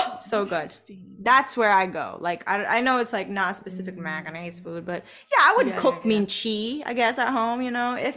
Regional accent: Macau; now in United States; growing up in Macau, like with my family.

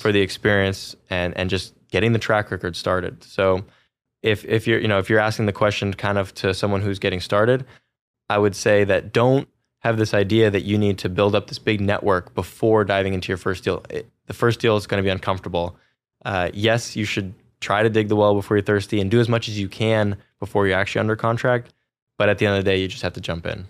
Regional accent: Silicon Valley, California, United States; I grew up in Silicon Valley, California

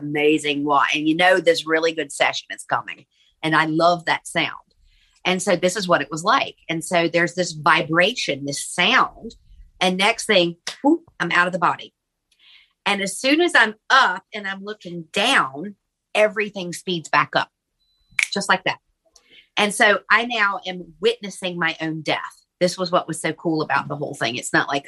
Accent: Virginia, United States; moved away as an adult; also born or lived in Charleston, South Carolina; I'm from Virginia and ended up moving to Charleston, South Carolina

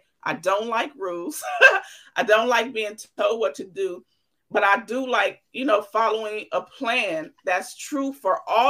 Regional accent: Los Angeles, California, United States; born there; I know I was born in the hospital in Los Angeles. So I'm like, I guess I'm from Los Angeles.

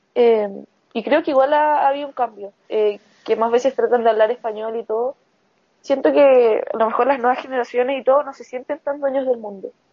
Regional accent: Chile; mi país

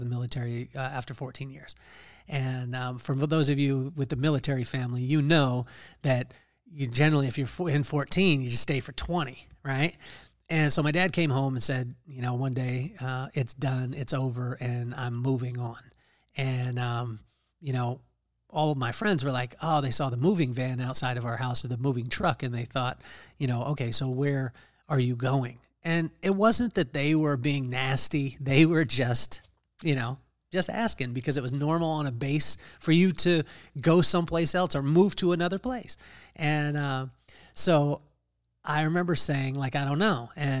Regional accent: Lompoc, California, United States; we grew up in Lompoc, California, in Vandenberg Air Force Base.

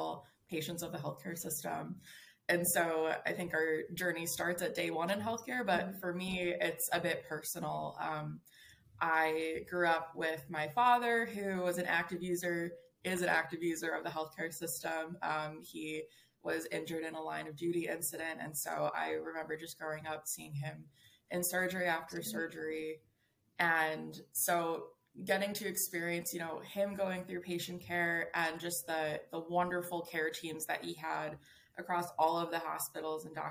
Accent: Hudson Valley, New York, United States; moved away as an adult; also born or lived in New Haven, Connecticut; now in Cleveland, United States; I grew up in upstate New York. I like to say that it's from upstate New York, but depending on who you ask, I'm not technically upstate. I'm from the Hudson Valley in New York, so not the city

